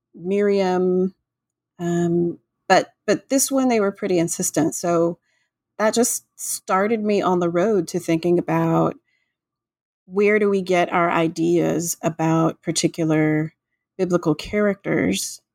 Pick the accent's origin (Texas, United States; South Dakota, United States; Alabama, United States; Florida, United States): Florida, United States; Florida Gulf Coast, United States; I grew up in Florida on the Gulf Coast